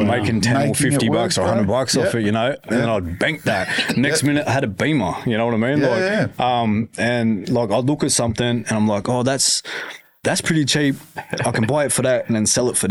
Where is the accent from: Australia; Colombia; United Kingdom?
Australia; Newcastle, New South Wales; also born or lived in Dubbo, New South Wales; took me to Newcastle, and been in Newcastle, you know, since I was about 9 months old or something